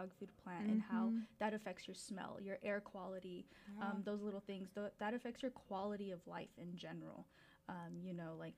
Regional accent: Rogers, Arkansas, United States; I grew up in Rogers, which is 30 minutes from here

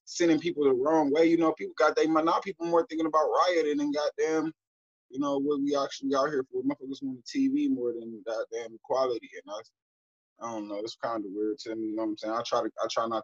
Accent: Cleveland, Ohio, United States; I'm from Cleveland

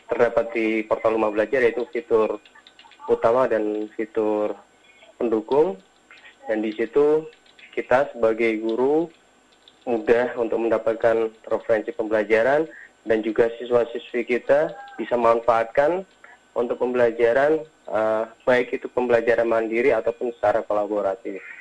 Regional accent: Central Java, Indonesia; Uh, saya dari uh, Jawa Tengah, jadi uh, di rumah belajar uh, Provinsi Jawa Tengah di tahun 2018.

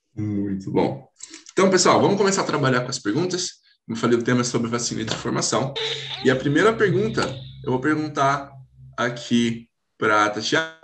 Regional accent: Hortolândia, São Paulo, Brazil; eu sou aqui do Brasil, né? São Paulo, Hortolândia

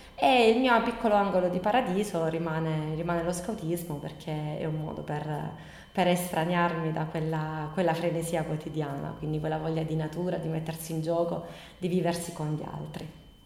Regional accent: Bari, Apulia, Italy; moved away as an adult; now in Copertino, Italy; sono adottata da, dalla, dal paese di Copertino perché vengo da Bari, però per motivi di, d'amore sono, sono, arrivata qui 16 anni fa

